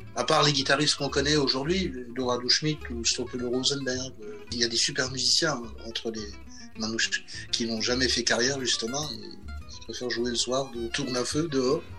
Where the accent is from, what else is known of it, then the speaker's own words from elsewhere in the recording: Alsace, near Strasbourg, Grand Est, France; Alors moi je viens du Grand Est, j'ai grandi en Alsace, pas loin de Strasbourg